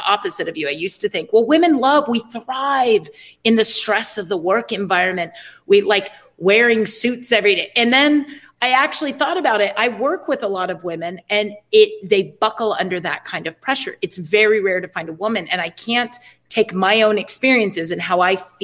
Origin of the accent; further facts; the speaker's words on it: United States; I'm American